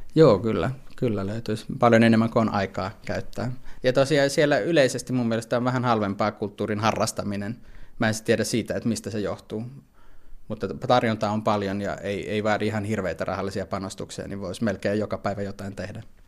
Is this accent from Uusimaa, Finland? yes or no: yes; Helsinki, Uusimaa, Finland; moved away as an adult; now in Vienna, Austria; mä itse tuun Helsingistä, on asunut kuitenkin reilusti yli 20 vuotta täysin Helsingissä elämäni varrella